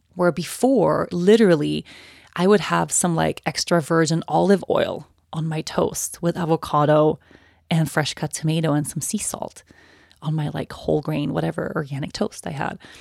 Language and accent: English; Sweden; moved away as an adult; I turned eighteen and I moved away from Sweden